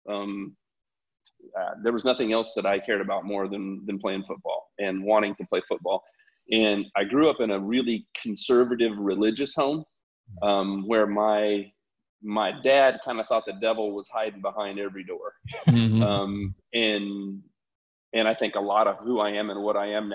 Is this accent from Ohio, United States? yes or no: no; Loveland, Colorado, United States; I come from Colorado, from Loveland, Colorado. I grew up as one of four kids